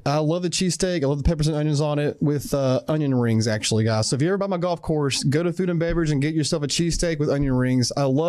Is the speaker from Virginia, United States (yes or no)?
yes; Virginia, United States; moved away; I grew up in Virginia.